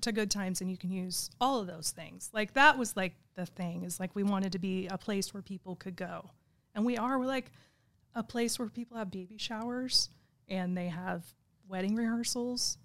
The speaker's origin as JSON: {"language": "English", "town": "Igo", "region": "California", "country": "United States", "tie": "born or raised there", "said": "I grew up in Igo"}